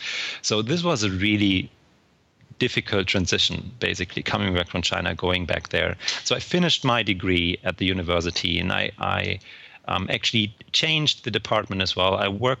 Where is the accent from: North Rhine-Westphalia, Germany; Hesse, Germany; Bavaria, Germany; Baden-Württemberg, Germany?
Hesse, Germany; In terms of my background, I was born in Germany and raised near Frankfurt.